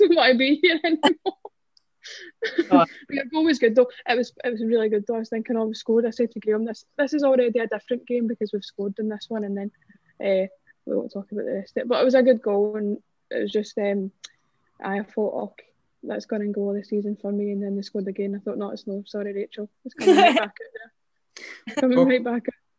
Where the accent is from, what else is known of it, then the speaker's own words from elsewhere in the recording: Scotland, United Kingdom; We're being Scottish